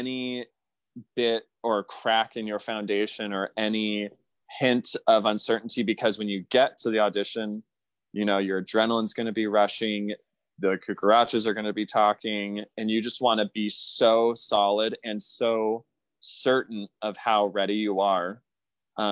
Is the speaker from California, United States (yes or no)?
yes; Southern California, United States; moved away as an adult; now in Northern California, United States; I'm from Southern California and I've always wanted to just live and reside in Southern California my whole life